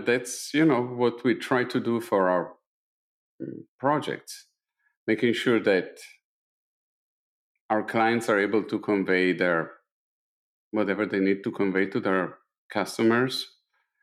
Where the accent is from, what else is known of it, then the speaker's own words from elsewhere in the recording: Italy; English is a second language; moved away; being an Italian living in Italy in the 70s and the 80s